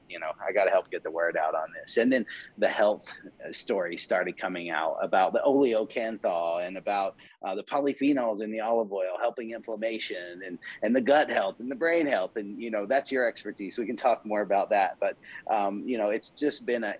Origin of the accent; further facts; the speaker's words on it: the South, United States; growing up in the South